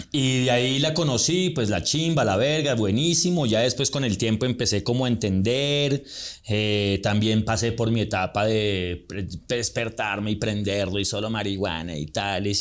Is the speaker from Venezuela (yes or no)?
no; Colombia